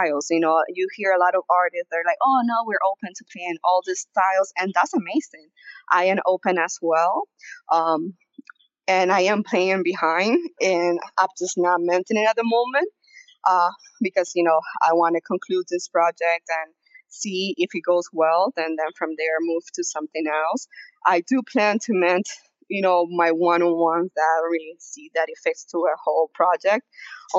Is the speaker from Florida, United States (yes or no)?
yes; South Florida, United States; also born or lived in Venezuela; now in Denver, United States; I was raised in South Florida, now I live in Denver